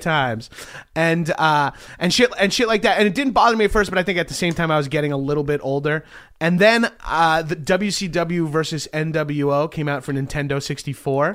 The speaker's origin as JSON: {"language": "English", "area": "Long Island", "region": "New York", "country": "United States", "tie": "born or raised there", "moved": "yes", "said": "I'm from Long Island."}